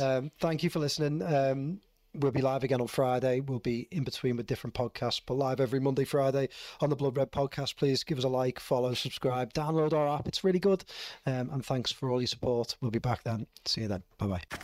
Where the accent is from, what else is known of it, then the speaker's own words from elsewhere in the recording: Liverpool, North West England, United Kingdom; what we call in Liverpool